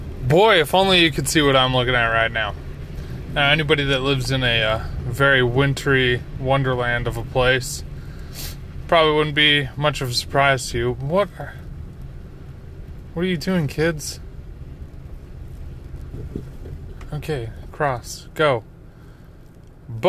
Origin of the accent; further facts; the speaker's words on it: Utah, United States; moved away; growing up in Utah, we just got snow all the time